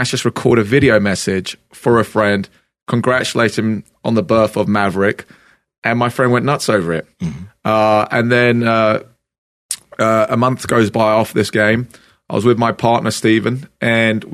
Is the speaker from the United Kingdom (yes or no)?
yes; Brighton, South East England, United Kingdom; now in United States; I'm a guy from England, from Brighton